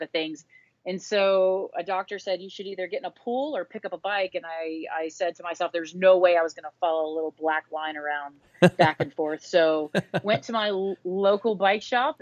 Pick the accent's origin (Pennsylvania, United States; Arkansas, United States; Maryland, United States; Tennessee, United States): Tennessee, United States; outside of Nashville; I was like the first girl on a boys soccer team for like several years where I grew up in outside of Nashville, Tennessee.